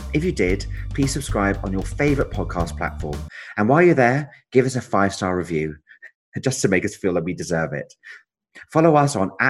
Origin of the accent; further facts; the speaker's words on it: Edinburgh, Scotland, United Kingdom; I'm from Edinburgh, and I've obviously used to go to the festival all the time